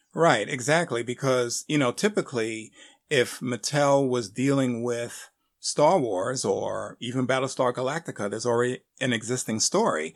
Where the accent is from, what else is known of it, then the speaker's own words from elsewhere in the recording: Northeast, United States; me growing up on in the Northeast